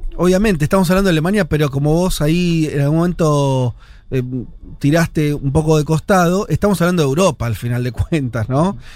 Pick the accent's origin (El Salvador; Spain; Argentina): Argentina; hay una dictadura cuando yo nací en Argentina